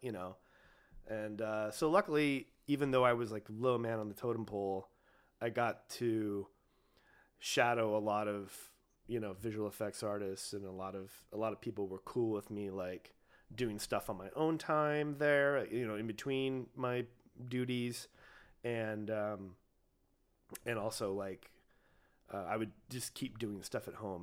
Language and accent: English; Ojai, California, United States; I grew up in Ojai